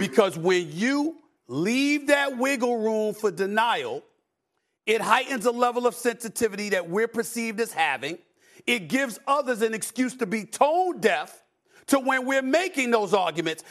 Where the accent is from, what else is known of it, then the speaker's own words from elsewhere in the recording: Louisiana, United States; I'm from Louisiana